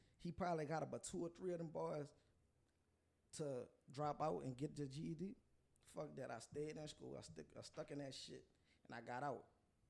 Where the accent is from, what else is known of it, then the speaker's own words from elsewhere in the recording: Plaquemines Parish, Louisiana, United States; I'm from down the road, but I didn't grow up down there. Right. I grew up in Delcourt or Brave, however you want to say it. I don't have the right last name.